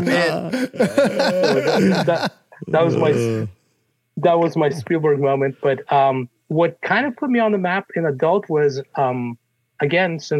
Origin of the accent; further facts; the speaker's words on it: Russia; now in United States; I was born in Russia, and my family and I came out here in 1979 during the Cold War.